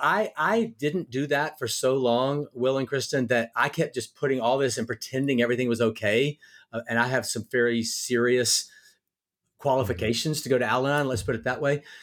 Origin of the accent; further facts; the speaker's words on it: Louisiana, United States; also born or lived in North Carolina; now in Nashville, United States; I grew up in Louisiana